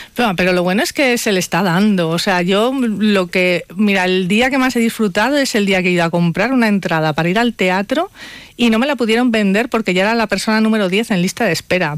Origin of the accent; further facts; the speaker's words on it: Palencia, Castile and León, Spain; una banderada de mi tierra, de Palencia